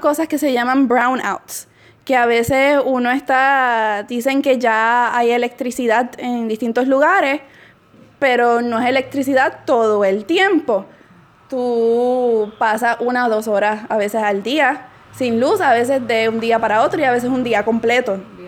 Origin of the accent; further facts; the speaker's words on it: Puerto Rico; moved away as an adult; yo soy puertorriqueña